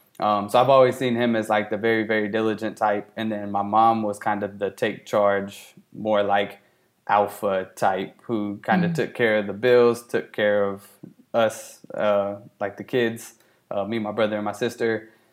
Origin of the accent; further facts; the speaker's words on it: Columbia, Tennessee, United States; also born or lived in England; We moved from England to Columbia, Tennessee, whenever I was 2 or 3 years old.